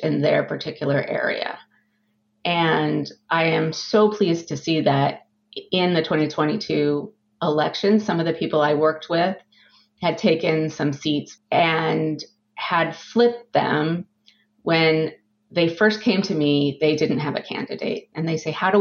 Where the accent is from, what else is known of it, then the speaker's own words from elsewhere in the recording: Southern California, United States; moved away as an adult; also born or lived in San Francisco / Boston, Massachusetts; now in Massachusetts, United States; I grew up in Southern California